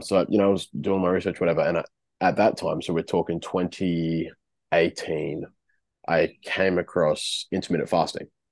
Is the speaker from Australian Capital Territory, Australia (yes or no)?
no; Darwin, Northern Territory, Australia; moved away as an adult; now in Wollongong, Australia; born and raised in Darwin, youngest of six